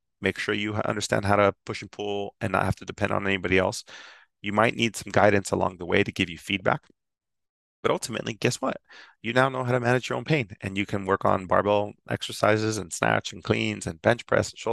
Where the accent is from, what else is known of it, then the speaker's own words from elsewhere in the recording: San Ysidro, California, United States; I'm born and raised in San Ysidro, California.